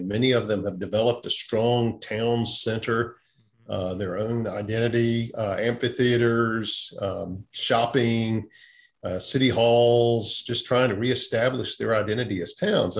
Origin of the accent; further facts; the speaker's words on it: South Mississippi, United States; moved away as an adult; now in Gwinnett County, Georgia, United States; I grew up in South Mississippi, grew up, actually my parents became believers shortly after I was born. So raised in a Christian home